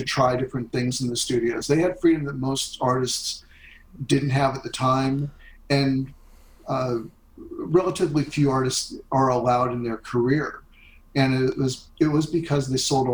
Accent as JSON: {"language": "English", "country": "United States", "tie": "born or raised there", "said": "In the U.S. where I grew up"}